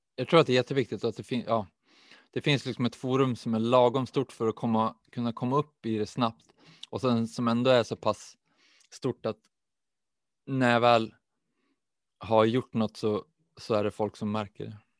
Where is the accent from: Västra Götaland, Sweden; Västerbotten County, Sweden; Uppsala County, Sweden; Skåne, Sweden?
Västerbotten County, Sweden; Umeå; jag är också uppvuxen i Umeå